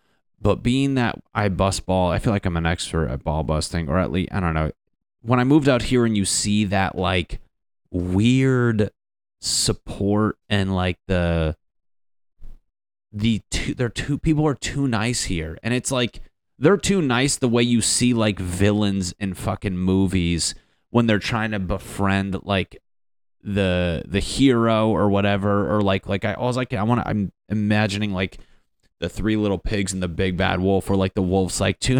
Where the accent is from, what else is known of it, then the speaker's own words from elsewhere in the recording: New England, United States; but I'm from the Northeast, like Connecticut, Boston, like New England.